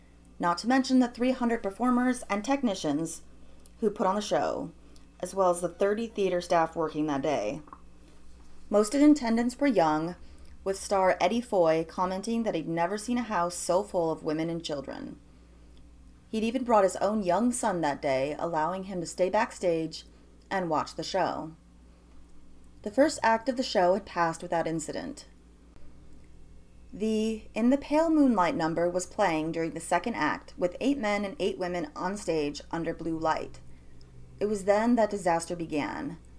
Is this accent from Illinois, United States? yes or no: yes; Illinois, United States; The worst theater fire, in fact, the worst single building fire in U.S. history, happened in my home state of Illinois.